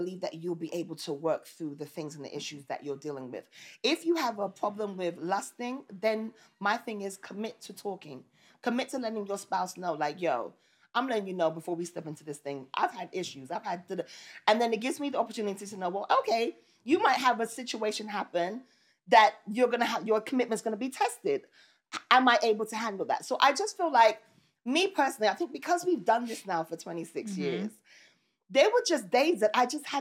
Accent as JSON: {"language": "English", "town": "New York City", "region": "New York", "country": "United States", "tie": "born or raised there", "said": "I grew up in Brooklyn"}